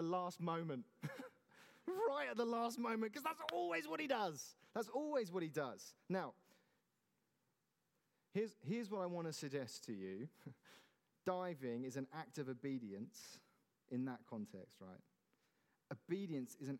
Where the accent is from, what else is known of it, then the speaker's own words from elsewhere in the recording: Godalming, South East England, United Kingdom; I grew up in Godalming